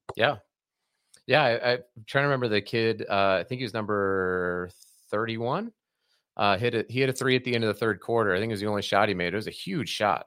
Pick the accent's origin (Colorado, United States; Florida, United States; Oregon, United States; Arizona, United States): Colorado, United States; I'm from Colorado originally